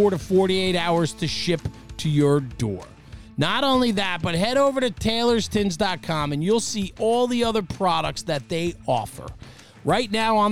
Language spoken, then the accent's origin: English; New Jersey, United States; the part of town I'm from is the Northeast. It's called New Jersey